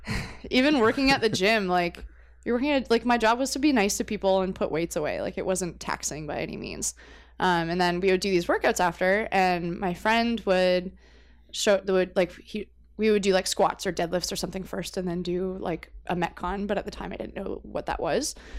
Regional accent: Windsor, Ontario, Canada; also born or lived in New Brunswick; I was actually born in New Brunswick, which is, like, way that way. But I moved to Windsor when I was a baby

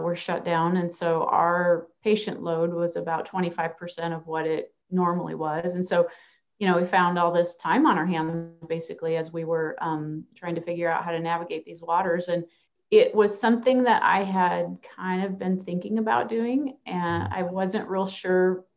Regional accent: Minnesota, United States; now in Nebraska, United States; I grew up in Minnesota

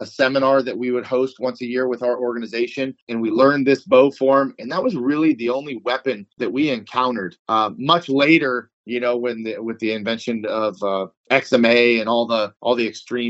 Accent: Newbury Park, California, United States; also born or lived in Thousand Oaks, California; Bill Poet had a school in Newbury Park, California. That's my hometown.

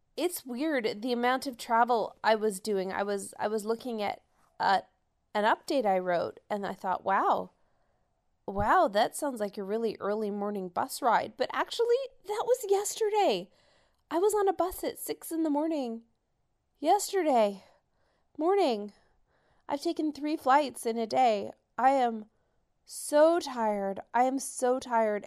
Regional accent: Canada; I'm from Canada and I came.

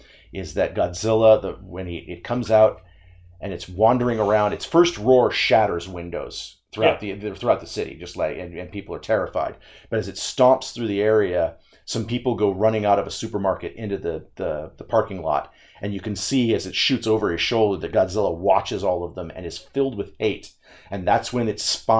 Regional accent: United States

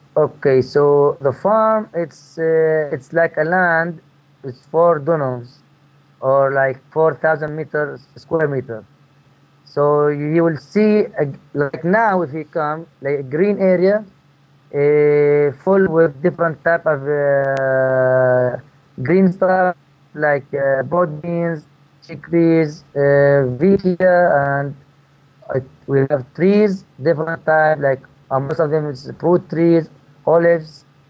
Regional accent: Marda, West Bank, Palestine; moved away as an adult; also born or lived in Chicago / Tennessee; I'm from Palestine, from a town called Marda. I grew up here and I lived all my life in this town except five years.

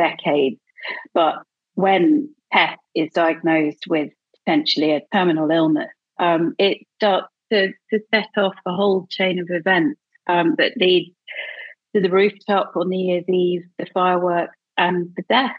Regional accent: Edinburgh, Scotland, United Kingdom; It's my hometown. I don't have the accent, but I grew up there. I was there from, you know, I was born there. I was educated there.

